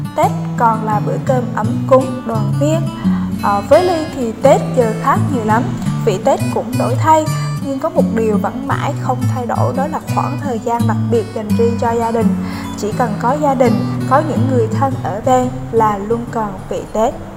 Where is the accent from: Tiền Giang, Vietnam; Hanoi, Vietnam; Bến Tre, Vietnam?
Tiền Giang, Vietnam; now in Ho Chi Minh City, Vietnam; Quê mình ở Tiền Giang